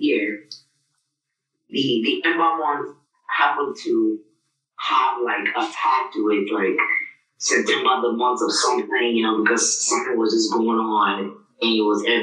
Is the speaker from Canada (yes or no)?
no; Nigeria; now in United States; my origin is Nigeria. I'm proud to be Nigerian.